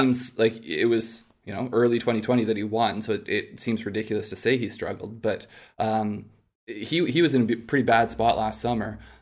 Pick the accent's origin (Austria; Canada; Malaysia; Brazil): Canada; we're Canadian